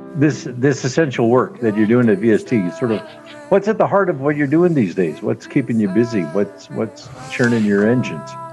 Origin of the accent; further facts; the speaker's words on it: Regina, Saskatchewan, Canada; in my neighborhood where I grew up in North Central Regina